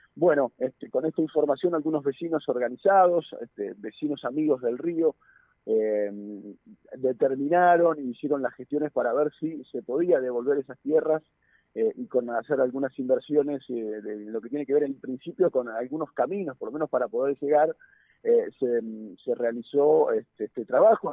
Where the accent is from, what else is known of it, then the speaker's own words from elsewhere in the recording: Neuquén, Argentina; quienes somos nacidos y criados en Neuquén